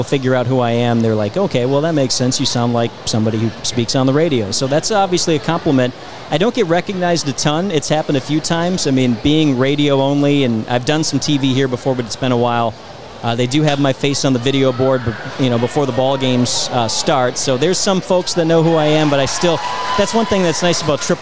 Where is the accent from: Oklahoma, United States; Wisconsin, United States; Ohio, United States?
Wisconsin, United States; Milwaukee; moved away; I'm from Milwaukee. That's my original... That's where I'm from